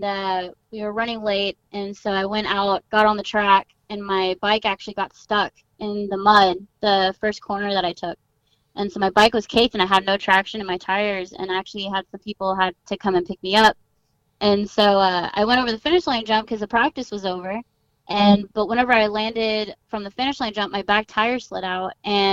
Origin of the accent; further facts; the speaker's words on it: Southern California, United States; I grew up in Southern California, which, you know, is very extreme sport oriented.